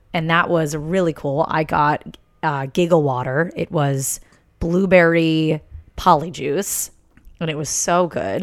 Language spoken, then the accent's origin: English; East Coast, United States; growing up on the East Coast